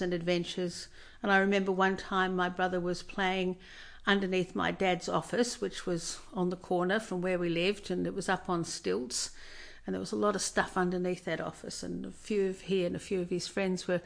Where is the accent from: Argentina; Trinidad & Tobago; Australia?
Australia; Busselton, Western Australia; born or raised there; also born or lived in Port Hedland, Western Australia